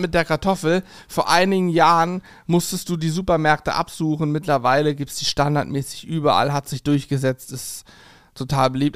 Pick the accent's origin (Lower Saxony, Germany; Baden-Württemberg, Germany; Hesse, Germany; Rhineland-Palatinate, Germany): Hesse, Germany; Spangenberg; moved away; meiner Heimat in Hessen, in Spangenberg